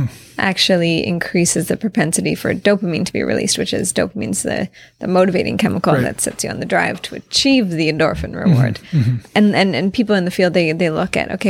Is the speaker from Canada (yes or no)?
yes; Kamloops, British Columbia, Canada; growing up in Kamloops, where people say very rude, horrible, racist things all the time